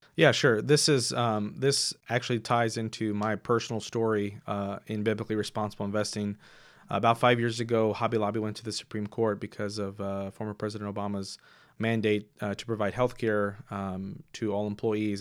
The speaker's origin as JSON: {"language": "English", "town": "Houston", "region": "Texas", "country": "United States", "tie": "born or raised there", "also_born_or_lived": "Seattle, United States / Waco, United States", "moved": "as an adult", "lives_now": "Fort Worth, United States", "said": "I grew up in Houston"}